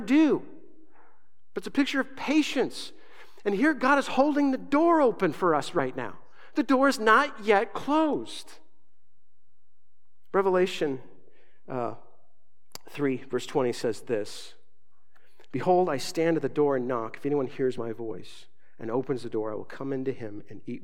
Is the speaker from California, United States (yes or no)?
no; Southern Arizona, United States; moved away; also born or lived in Grand Island, Nebraska / West Coast; I was raised in Southern Arizona